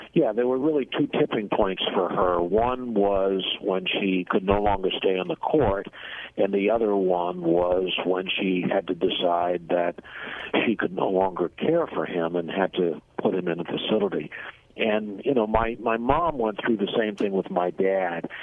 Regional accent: Boston, Massachusetts, United States; moved away as an adult; now in Washington, United States; I'm originally from the Boston area

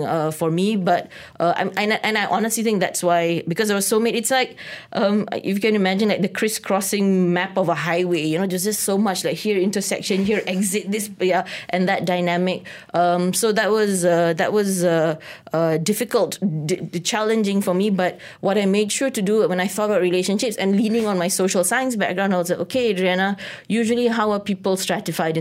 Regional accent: Malaysia; also born or lived in New York City, United States; now in Kuala Lumpur, Malaysia; being Malaysian

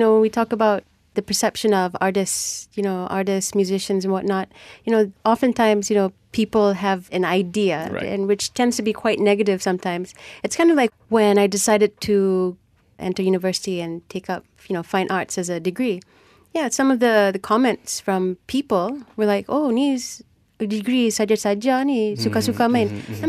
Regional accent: Penang, Malaysia; I'm from Penang

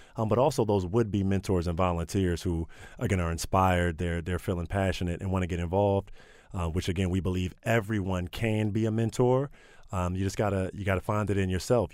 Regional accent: Prince George's County, Maryland, United States; I grew up in Prince George's County

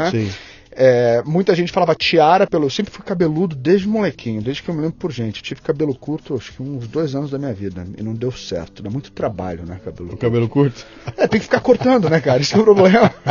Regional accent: Porto Alegre, Rio Grande do Sul, Brazil; born there; also born or lived in abroad; eu cresci é, é, metade no Brasil, metade fora do Brasil. Minha vida foi meio a meio

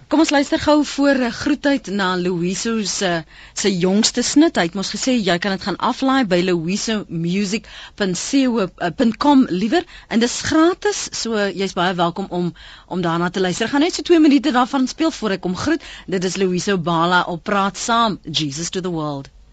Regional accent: South Africa; ons is Afrikaners

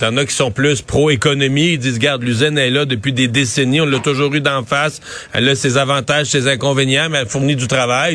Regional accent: Bas-Saint-Laurent, Quebec, Canada; Chez nous, dans le Bas-Saint-Laurent

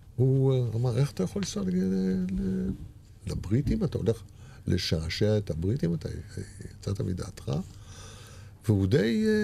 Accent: Israel; born or raised there

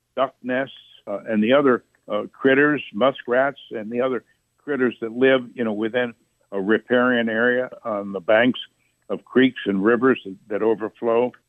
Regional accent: Jasper County, northern Indiana, United States; also born or lived in Chicago, Illinois; I was born in Chicago, but I was raised on my family farm in Indiana, which is about 100 miles south and west of Chicago in Indiana, northern Indiana, Jasper County

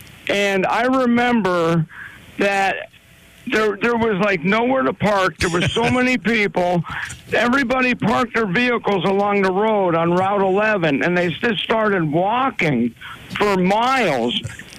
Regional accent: Hunlock Creek, Pennsylvania, United States; I grew up on Main Road in Hunlock Creek. And that was back in the early 70s. I want to say 72, 74, somewhere of that nature.

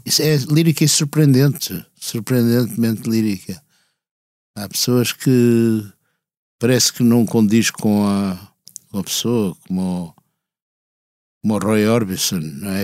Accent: Porto, Norte, Portugal; moved away as an adult; now in Lisbon, Portugal; vivi até aos 20 anos no Porto e quando vou lá inclusive começa a recuperar certa uma música, não é bem sotaque

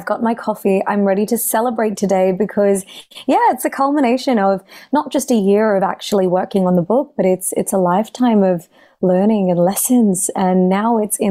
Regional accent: Australia; I'm, you know, a daughter of South Asian immigrants, and so growing up in Australia

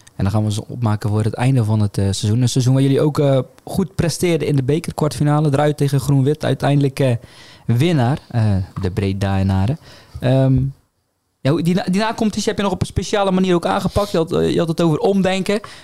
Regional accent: Zeeland, Netherlands; wij als Zeeuwen.

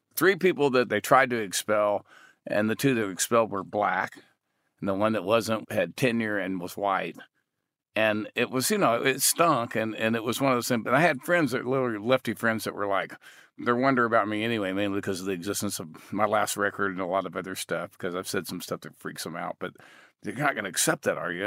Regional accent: Texas, United States; I grew up in Texas hunting and fishing

